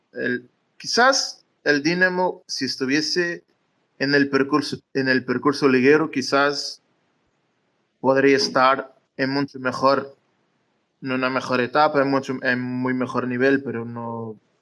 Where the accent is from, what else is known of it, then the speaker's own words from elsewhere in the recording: Madeira, Portugal; moved away; yo soy de Madeira, es decir, ahora no vivo acá, pero estoy de vacaciones en el pueblo de, de mis padres